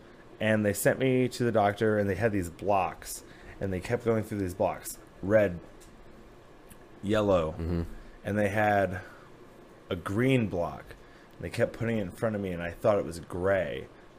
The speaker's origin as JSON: {"language": "English", "town": "Napoleon", "region": "Ohio", "country": "United States", "moved": "as an adult", "lives_now": "Columbus, United States", "said": "I say Toledo, but it's like a small town called Napoleon."}